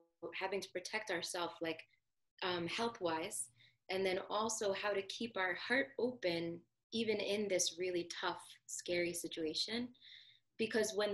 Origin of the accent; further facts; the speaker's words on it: New Jersey, United States; I'm from New Jersey